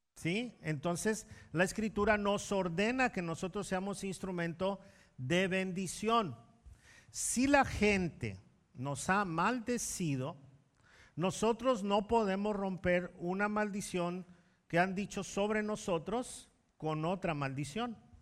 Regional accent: Mexico; como mexicanos

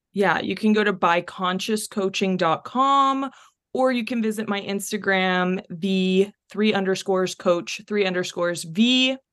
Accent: North Texas, United States; also born or lived in Chile; I was born in Chile, but I have pretty much lived my whole life in North Texas

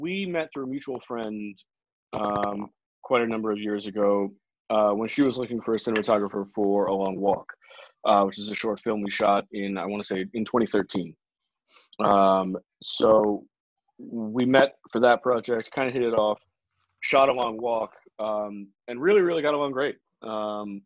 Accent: New York, United States; I grew up in New York, kind of adjacent to the arts

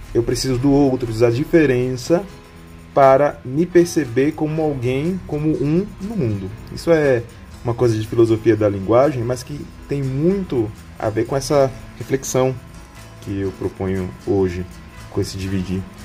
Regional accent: Aracaju, Sergipe, Brazil; now in Brasília, Brazil; Sergipe, que é minha que é meu estado natal, né, em Aracaju, por exemplo, que é a cidade onde eu nasci, como também aqui em Brasília

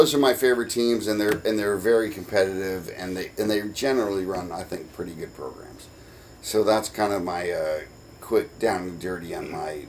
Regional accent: Kansas City, United States; born there; also born or lived in Baltimore; now in Pensacola, United States; I was born in Kansas City. I've liked Kansas City for a long time, but I don't want to just be a bandwagon kind of dude.

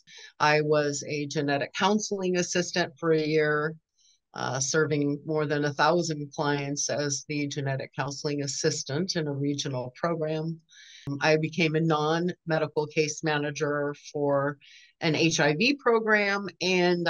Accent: Southern California, United States; moved away as an adult; now in Northwest Arkansas, United States; I was born and raised in Southern California, and lived all over down there

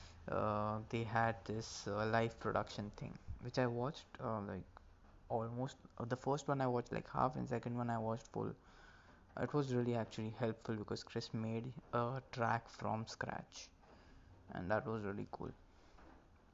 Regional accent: Maharashtra, India; first language Marathi; English is a second language; Marathi is basically my local language, my mother tongue

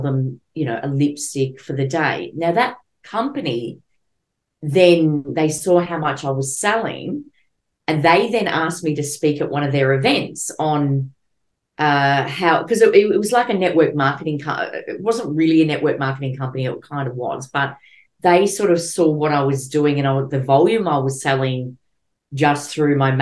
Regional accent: Melbourne, Victoria, Australia; I'm from Melbourne originally, but now I'm sort of living out of Melbourne.

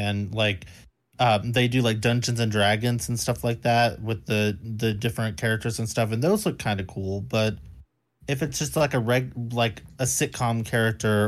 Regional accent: United States; I'm an American

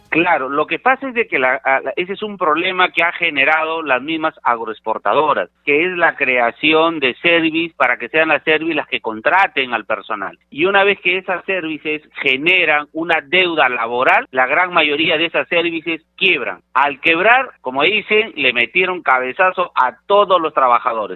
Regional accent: Peru; nosotros como peruanos

